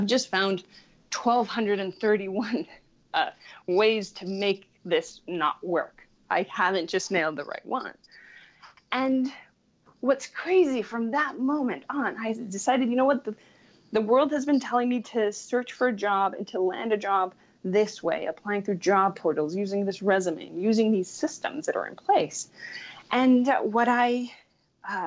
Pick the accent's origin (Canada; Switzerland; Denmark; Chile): Chile; I grew up in Chile, which is Latin America